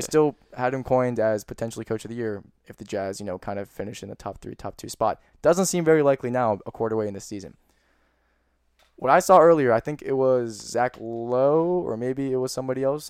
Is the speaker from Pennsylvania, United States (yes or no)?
yes; Pittsburgh, Pennsylvania, United States; I'm from Pittsburgh